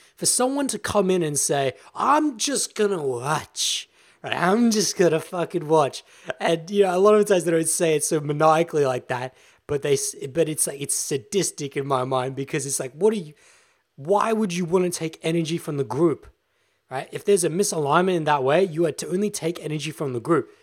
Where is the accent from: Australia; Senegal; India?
Australia; Victoria; now in Adelaide, Australia; in the moment, I'm in Adelaide, South Australia, but I'm actually from Victoria